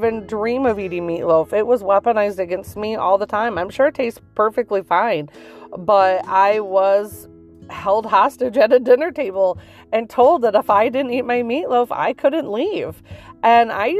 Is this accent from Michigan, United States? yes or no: yes; Michigan, United States; we're from Michigan